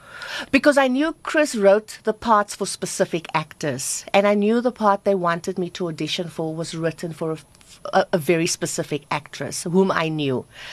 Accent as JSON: {"language": "English", "town": "Cape Town", "region": "Western Cape", "country": "South Africa", "tie": "born or raised there", "also_born_or_lived": "Johannesburg", "moved": "as an adult", "said": "I am so honored to say that I come from Bontevil and the stock I come from and the people I grew up and the neighbors who helped rear me"}